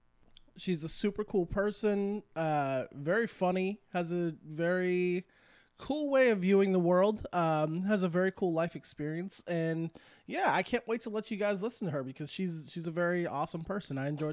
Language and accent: English; New Mexico, United States; also born or lived in California / Texas / Louisiana; I'm from New Mexico, moved to California, then to Texas, then Louisiana, then back to Texas. And now I'm in Florida.